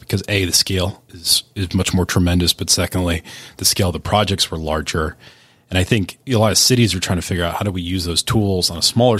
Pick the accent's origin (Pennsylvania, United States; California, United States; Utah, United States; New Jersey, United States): Pennsylvania, United States; Pittsburgh; I was born in Pittsburgh. I have family from Western PA